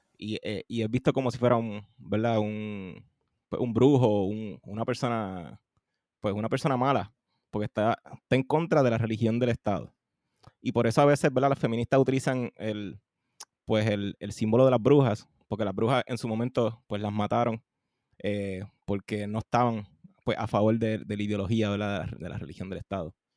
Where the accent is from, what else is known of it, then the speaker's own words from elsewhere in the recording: Carolina, Puerto Rico; also born or lived in Trujillo Alto, Puerto Rico; me crié ¿verdad? en Carolina y, y, Trujillo Alto